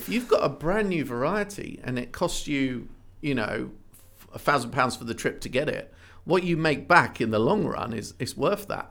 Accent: Ipswich, East of England, United Kingdom; born or raised there

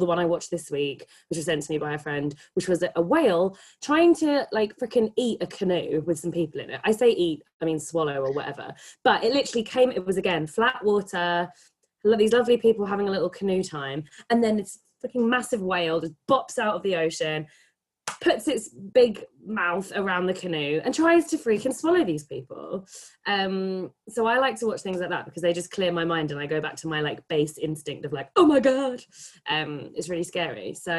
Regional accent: England, United Kingdom; growing up in England

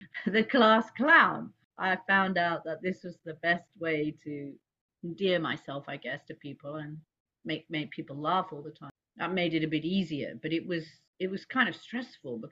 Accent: London, United Kingdom; now in New York, United States; I was born in London

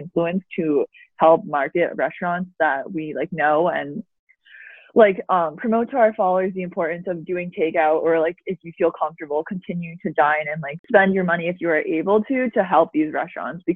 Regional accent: New Jersey, United States; now in Boston, United States; we are both from New Jersey.

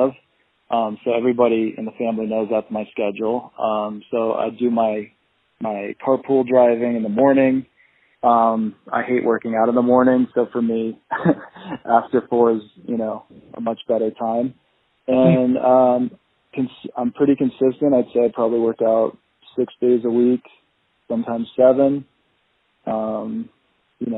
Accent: Colorado, United States; moved away as an adult; also born or lived in Pennsylvania; now in Miami, United States; I grew up in Colorado

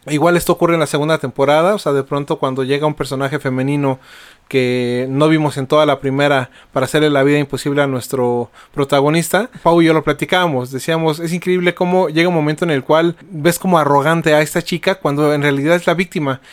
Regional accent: Mexico

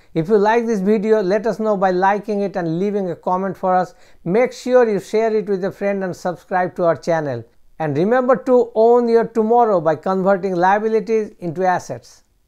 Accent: United States

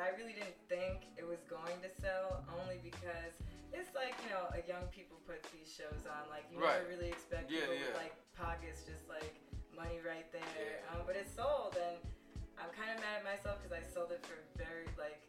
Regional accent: New York, United States; moved away; I'm from New York.

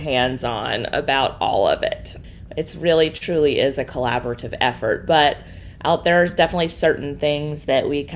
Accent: New Orleans, Louisiana, United States; moved away as an adult; also born or lived in Seattle / New York; now in New Orleans, United States; this is my hometown. I'm from here

